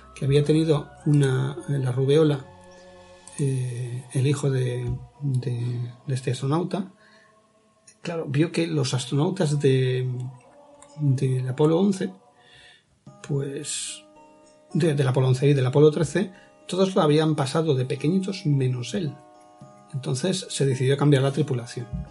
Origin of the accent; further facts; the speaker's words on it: Spain; como españoles tenemos que tener ese orgullo